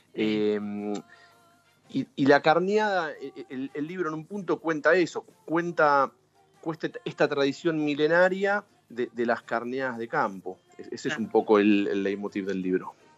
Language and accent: Spanish; Buenos Aires Province, Argentina; si bien no, nací ni vivo en Capital Federal, eh, soy del conurbano, pero me considero una persona de ciudad